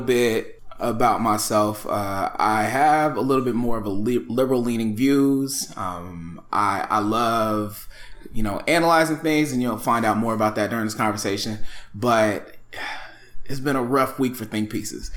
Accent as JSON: {"language": "English", "town": "Dallas", "region": "Texas", "country": "United States", "tie": "born or raised there", "said": "I grew up in the Dallas-Fort Worth area"}